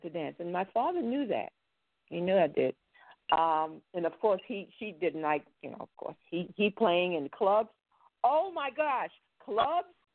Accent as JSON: {"language": "English", "town": "New York City", "region": "New York", "country": "United States", "tie": "born or raised there", "also_born_or_lived": "Paris", "moved": "yes", "said": "I was born in Brooklyn."}